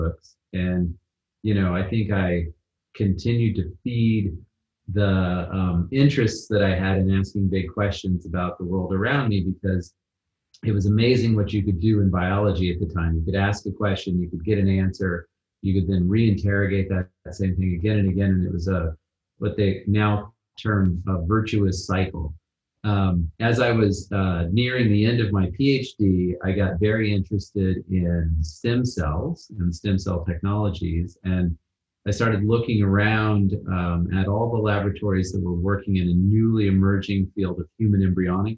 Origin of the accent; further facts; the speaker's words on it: Wichita, Kansas, United States; first language English; moved away as an adult; now in Manchester-by-the-Sea, United States; began in Kansas, which is where I'm from. I was born in Wichita, the big city